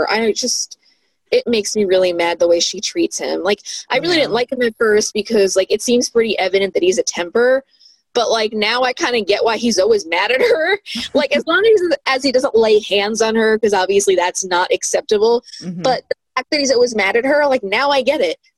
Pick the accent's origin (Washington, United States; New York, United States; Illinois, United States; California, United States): New York, United States; lived outside of New York for like uh, I don't know, like seven, eight years, and I I started losing my accent after like two years